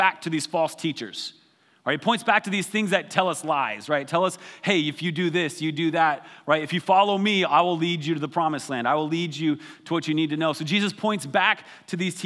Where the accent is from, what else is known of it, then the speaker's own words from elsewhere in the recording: Wyoming, United States; I grew up in Wyoming